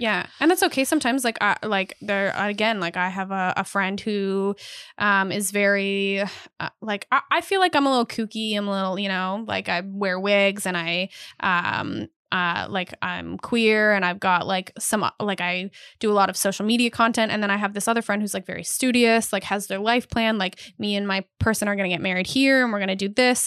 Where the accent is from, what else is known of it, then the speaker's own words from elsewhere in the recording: Canada; I am Canadian